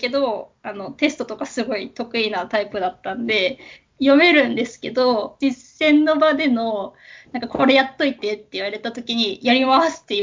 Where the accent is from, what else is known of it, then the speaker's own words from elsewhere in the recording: Kanagawa, Japan; also born or lived in Tokyo / Kagoshima / Aichi; 出身は神奈川なんですけど、転勤族で神奈川、東京、鹿児島、愛知、また東京っていう感じでいろんなとこ住んで